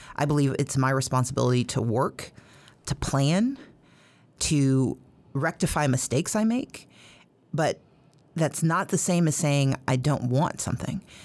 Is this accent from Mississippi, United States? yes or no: yes; Mississippi, United States; now in Georgia, United States; I grew up in Mississippi